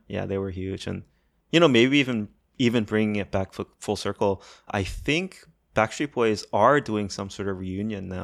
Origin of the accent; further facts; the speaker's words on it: Maryland, United States; I grew up in Maryland